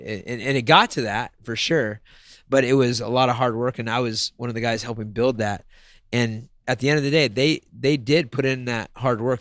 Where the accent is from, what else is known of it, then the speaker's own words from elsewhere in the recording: Sacramento, California, United States; Growing up in Sacramento and seeing this thing progress from 2003